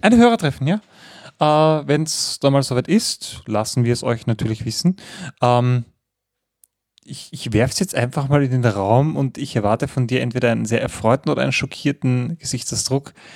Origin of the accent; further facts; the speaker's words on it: Austria; als Wiener Niederösterreicher